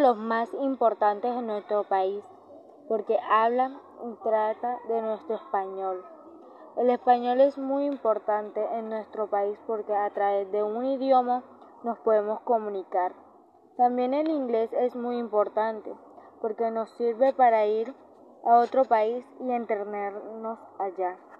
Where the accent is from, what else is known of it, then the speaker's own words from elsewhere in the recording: Colombia; Aquí en Colombia